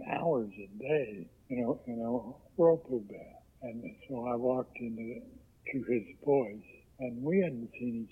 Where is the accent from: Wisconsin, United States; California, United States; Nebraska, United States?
California, United States; Oakland; also born or lived in Oklahoma; I grew up in Oakland, in the old ballpark. I arrived from Oklahoma one day, and my dad rented a house